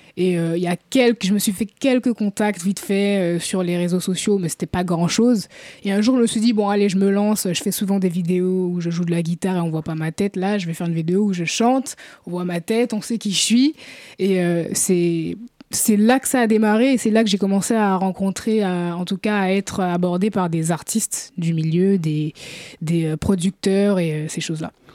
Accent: Paris, Île-de-France, France; also born or lived in Guadeloupe / Martinique / Antilles; j'ai grandi à Paris. Je suis d'origine euh, guadeloupéenne et martiniquaise par mes parents

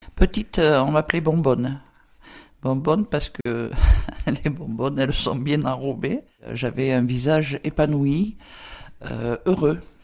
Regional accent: near Draguignan, Provence-Alpes-Côte d'Azur, France; La ville la plus proche était Draguignan. Euh, ma tata habitait en pleine, euh, en pleine campagne, à 4 km, euh, campagne, colline, à 4 km du village. Elle m'a récupéré, j'avais deux ans et demi

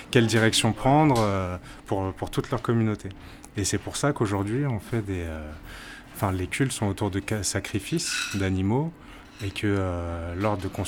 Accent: Martinique, France; quand il me demande d'où je viens, parce qu'il pensait que j'étais béninois, je dis non, je viens de la Martinique.

